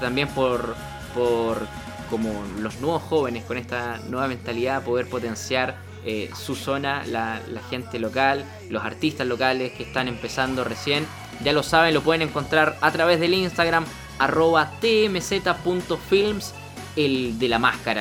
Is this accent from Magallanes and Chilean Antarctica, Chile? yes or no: yes; Punta Arenas, Magallanes and Chilean Antarctica, Chile; yo soy de, soy de Punta Arenas